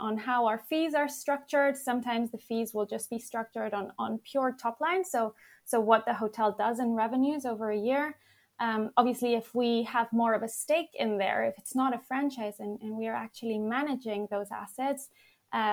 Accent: Madrid, Community of Madrid, Spain; now in London, United Kingdom; I'm from Madrid, actually, Spain

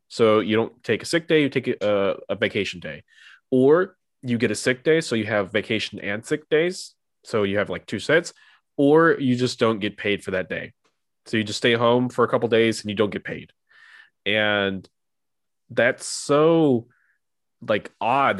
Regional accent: United States; now in Europe; as an American

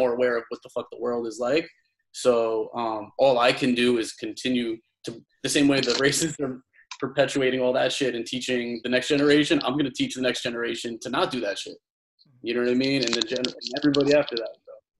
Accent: Long Island, New York, United States; I grew up in Long Island. I'm a white kid, Italian kid from Long Island.

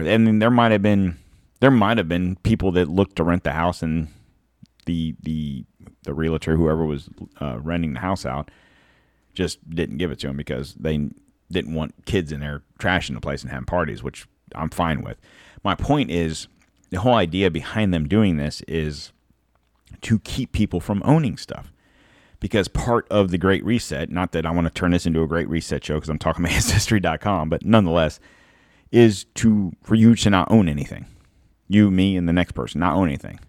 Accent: United States; I'm a hundred percent American

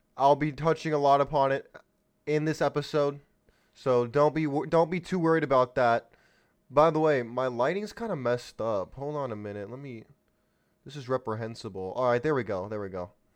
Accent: California, United States; San Diego, California, my home state

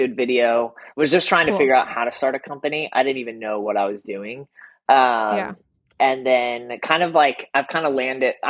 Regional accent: Colorado, United States; moved away as an adult; also born or lived in Omaha, Nebraska / Oklahoma / Las Vegas; now in Atlanta, United States; I grew up a pastor's kid in Colorado

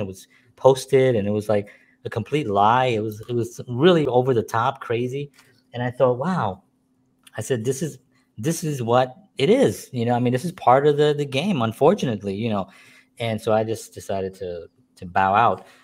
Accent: New York City, New York, United States; I grew up in the Bronx

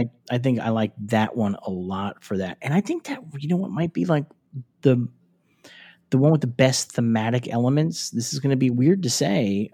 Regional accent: New York City, New York, United States; moved away as an adult; now in Los Angeles, United States; grew up in New York City and lived in New York City

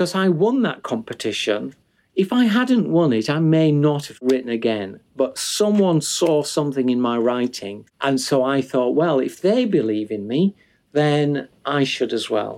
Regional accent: Huddersfield, Yorkshire and the Humber, United Kingdom; my hometown of Huddersfield, where I still live

